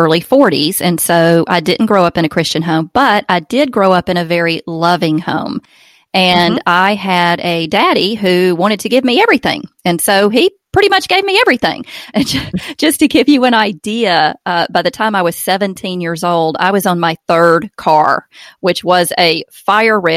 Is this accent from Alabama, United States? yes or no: yes; Alabama, United States; accent: Southern; born and raised in Alabama. We live in Opelika, Alabama